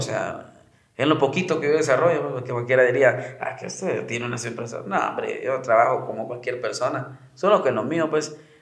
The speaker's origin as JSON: {"language": "Spanish", "country": "Guatemala", "said": "soy del lugar, soy de Guate"}